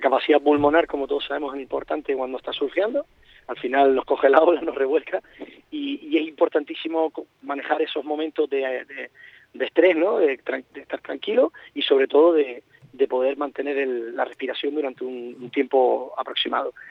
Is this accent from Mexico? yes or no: no; Canary Islands, Spain; nuestra idiosincrasia como, como archipiélago canario que estamos dependiendo del mar